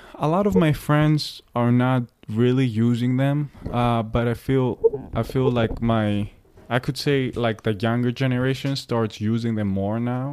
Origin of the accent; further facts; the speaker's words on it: Greece; moved away as an adult; now in New York, United States; when I moved from Greece